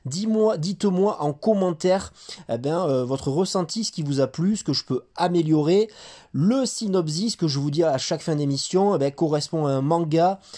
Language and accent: French; France; C'est 13 tomes actuellement au Japon, 7 Tom euh, chez nous en France.